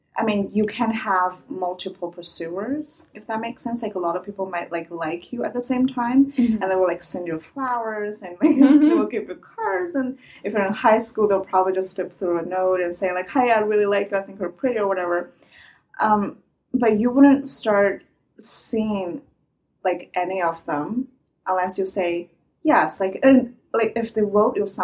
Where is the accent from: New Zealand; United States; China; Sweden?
China; English is a second language; moved away as an adult; now in Halifax, Canada; I'm a Chinese international student after just graduated. I'm a Chinese girl.